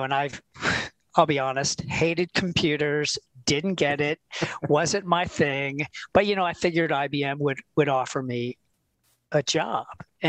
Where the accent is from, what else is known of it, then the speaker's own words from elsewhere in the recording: Philadelphia, Pennsylvania, United States; moved away; also born or lived in Florida; I am from Philadelphia, Pennsylvania